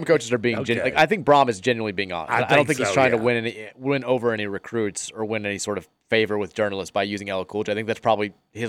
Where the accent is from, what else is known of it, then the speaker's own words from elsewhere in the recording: Queens, New York, United States; How you doing, Murray? … I'm from Queens.